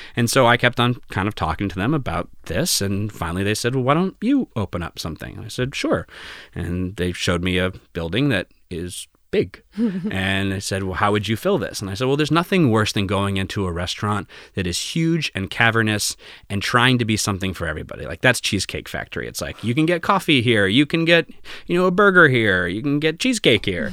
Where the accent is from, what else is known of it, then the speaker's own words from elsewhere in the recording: Groton, Massachusetts, United States; my family essentially moved to the town I grew up in, Groton